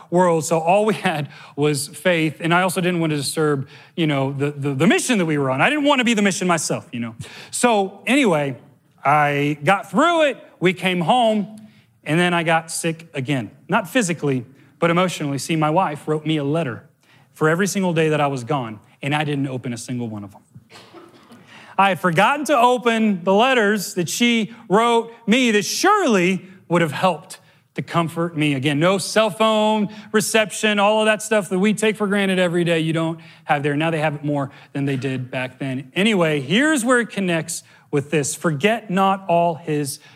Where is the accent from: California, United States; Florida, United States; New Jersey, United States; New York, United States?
Florida, United States; Miami; I grew up in Miami, so it's like a unicorn island